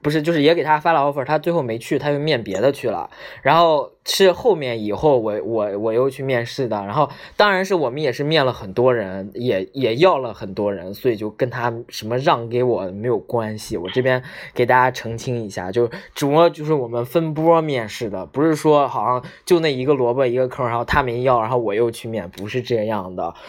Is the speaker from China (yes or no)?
yes; Northeast China, China; 其实我是东北人啊